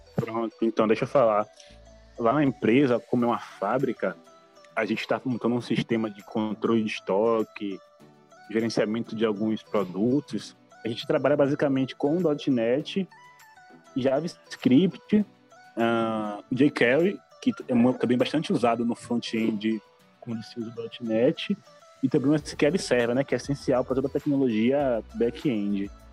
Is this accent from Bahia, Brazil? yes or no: yes; Salvador, Bahia, Brazil; sou brasileiro, sou de Salvador, Bahia